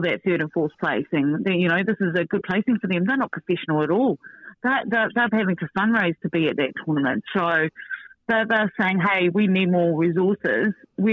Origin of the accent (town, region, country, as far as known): New Zealand